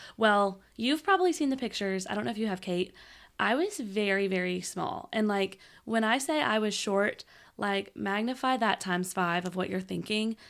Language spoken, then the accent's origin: English; Shreveport, Louisiana, United States; I'm from Shreveport